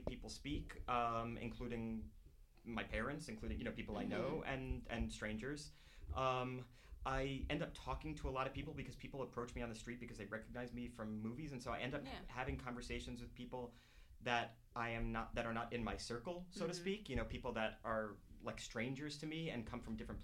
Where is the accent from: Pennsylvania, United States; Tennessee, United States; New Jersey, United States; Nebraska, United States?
New Jersey, United States; I grew up in New Jersey, and there were not people from other places, really